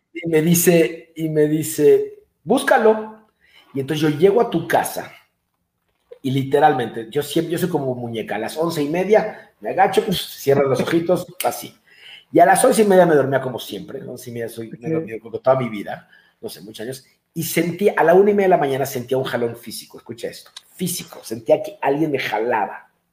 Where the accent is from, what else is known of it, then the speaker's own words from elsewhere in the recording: Mexico; moved away as an adult; also born or lived in Denver; mis padres ya nacieron mexicanos, ya son mexicanos, yo soy mexicano